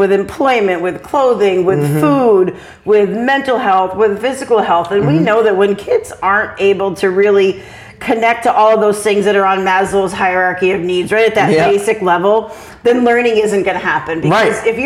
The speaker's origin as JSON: {"language": "English", "town": "Claremont", "region": "New Hampshire", "country": "United States", "tie": "born or raised there", "also_born_or_lived": "Vermont", "moved": "as an adult", "said": "I moved back here to Claremont, my hometown"}